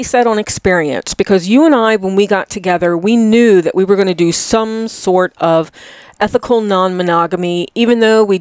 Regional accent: Chesapeake Bay, United States; I'm from the Chesapeake Bay

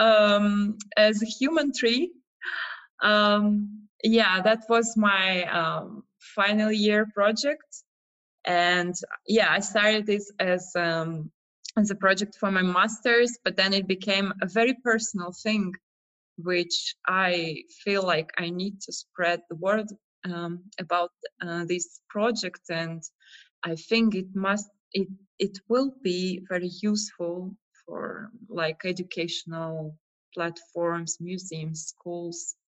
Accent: Russia; moved away as an adult; now in Prague, Czech Republic; So I'm from Russia, but I've been like traveling for the last 10 years

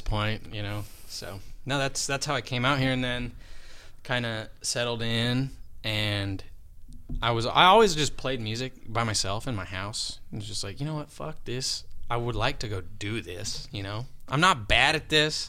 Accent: Sterling, Colorado, United States; moved away as an adult; my hometown in Sterling

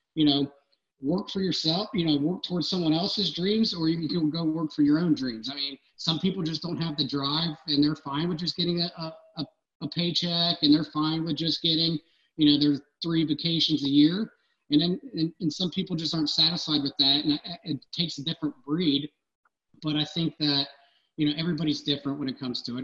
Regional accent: Cincinnati, Ohio, United States; I grew up in Anderson, but I, I lived 30 minutes away

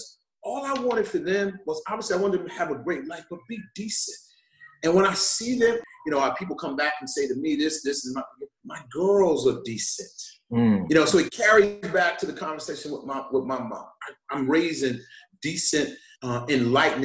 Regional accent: Long Island, New York, United States; I grew up in Long Island

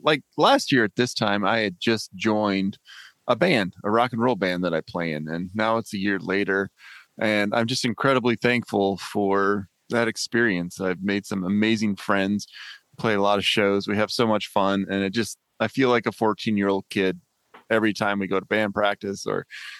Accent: Midwest, United States; we grew up in the Midwest

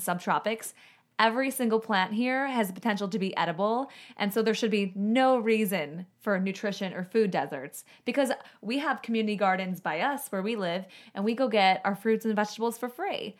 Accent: Chicago, Illinois, United States; moved away; also born or lived in Southwest Florida; I'm from Chicago

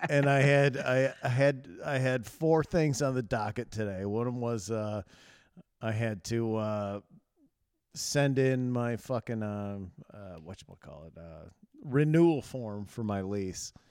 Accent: Chicago, Illinois, United States; I'm fucking, I'm from Chicago.

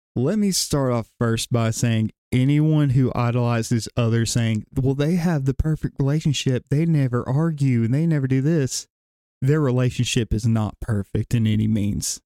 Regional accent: Gadsden, Alabama, United States; born and raised in the South Side of Gadsden area

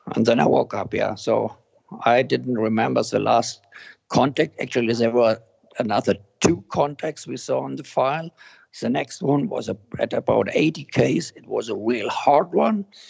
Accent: near Murnau, Bavaria, Germany; I'm now in Murnau in Germany, which is close to my hometown.

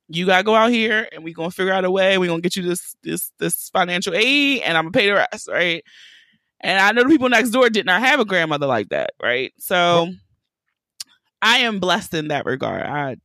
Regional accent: Baltimore, Maryland, United States; accent: Baltimore; I grew up in West Baltimore, literally North and Pulaski.

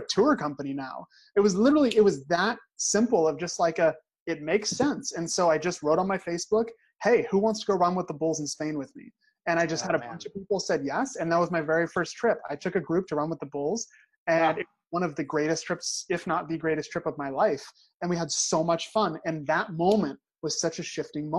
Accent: Crow, Oregon, United States; I'm actually from a town of 300 people in Oregon. Like, I'm not just from Oregon, like I'm from a tiny, tiny little town in the woods.

